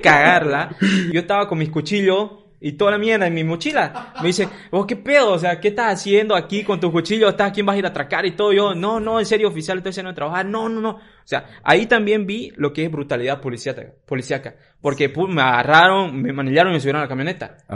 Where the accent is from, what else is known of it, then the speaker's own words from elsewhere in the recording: Cruceño, Camba, Santa Cruz, Bolivia; como cruceños, como cambas